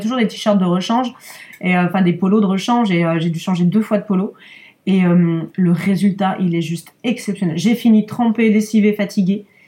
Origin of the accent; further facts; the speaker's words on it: Lyon, Auvergne-Rhône-Alpes, France; now in Issy-les-Moulineaux, France; je suis née à Lyon, ouais, je suis née à Lyon